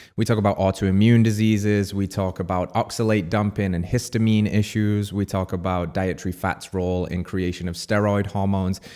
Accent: England, United Kingdom; now in United States; the English person in America

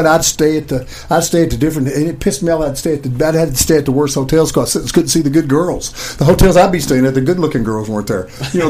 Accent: Kentucky, United States; I'm from Kentucky.

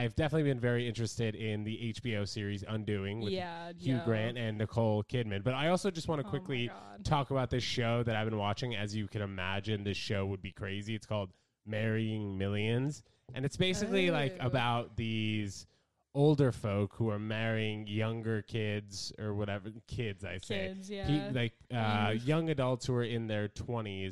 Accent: New York City, New York, United States; growing up in New York City

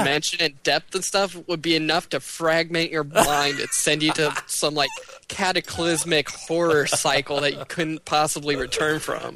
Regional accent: United States; we as American consumers

